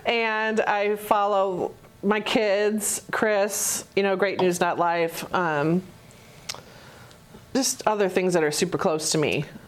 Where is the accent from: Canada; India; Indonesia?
Canada; I was born in Canada, so I was kind of drawn to taking French in high school.